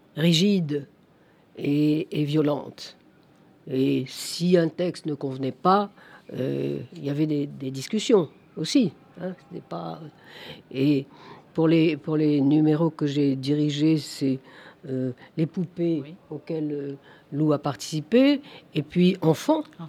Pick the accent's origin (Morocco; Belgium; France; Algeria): Algeria; mon enfance en Algérie